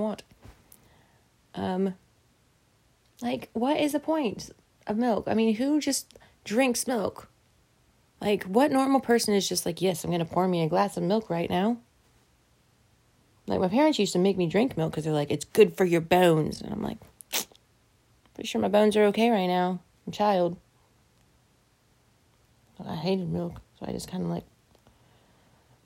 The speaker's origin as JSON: {"language": "English", "region": "the South", "country": "United States", "said": "I'm from the South"}